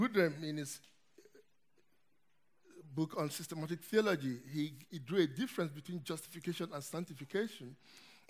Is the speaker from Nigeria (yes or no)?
yes; Nigeria; moved away; I come from Nigeria, as you can hear from my accent